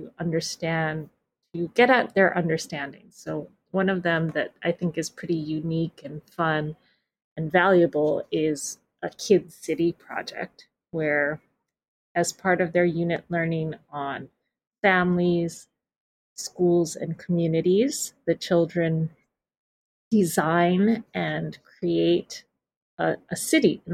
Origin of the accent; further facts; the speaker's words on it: Hawaii, United States; I was born here, but I'm not Hawaiian, but I feel like I come from this place to a certain level